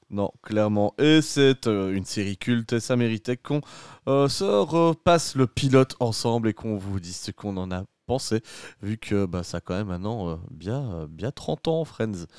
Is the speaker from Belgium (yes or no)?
yes; Belgium; chez nous en Belgique